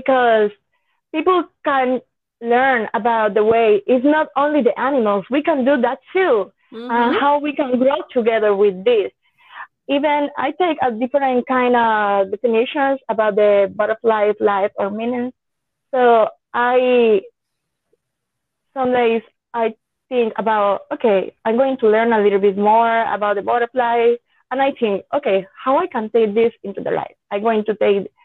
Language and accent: English; Yauco, Puerto Rico; English is a second language; I compete in the Festival Nacional de Café in my hometown, Yauco